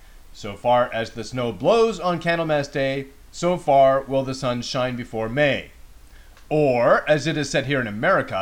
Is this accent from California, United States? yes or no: yes; San Diego, California, United States; I'm from San Diego, where it's always sunny and warm